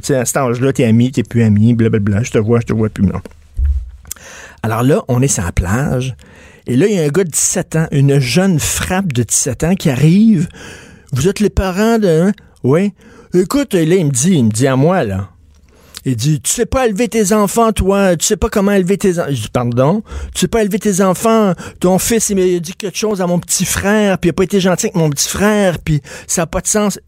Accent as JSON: {"language": "French", "region": "Quebec", "country": "Canada", "accent": "québécois", "said": "notre accent québécois"}